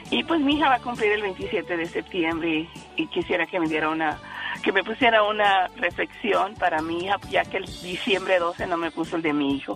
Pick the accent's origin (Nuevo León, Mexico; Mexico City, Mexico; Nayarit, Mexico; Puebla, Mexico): Nayarit, Mexico; Guadalajara y Nayarit, porque soy de Nayarit.